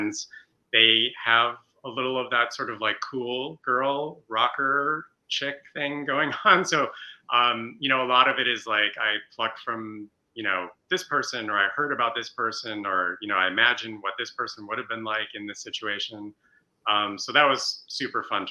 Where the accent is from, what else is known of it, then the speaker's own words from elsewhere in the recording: suburbs of Chicago, Illinois, United States; moved away; I'm from the Midwest. I grew up in the suburbs of Chicago, like Max